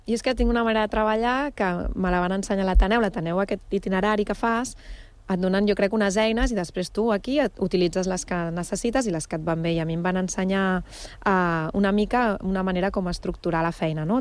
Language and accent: Catalan; Barcelona, Catalonia, Spain; now in Badalona, Spain; jo vaig néixer a Barcelona però, però Badalona és la meva ciutat d'adopció